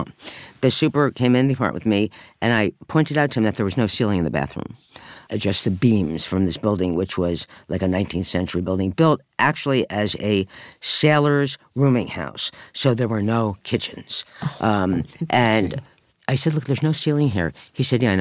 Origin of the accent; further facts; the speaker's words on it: New Jersey, United States; moved away as an adult; now in New York, United States; I grew up in New Jersey